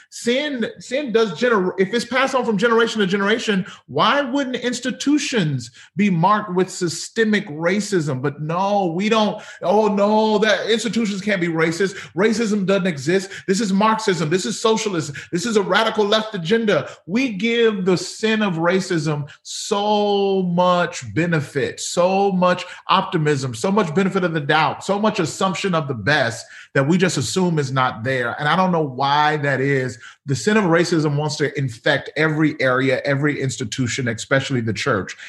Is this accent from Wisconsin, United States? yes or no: no; Mississippi, United States; moved away as an adult; also born or lived in Pearl, Mississippi; now in Monrovia, United States; born and raised in Mississippi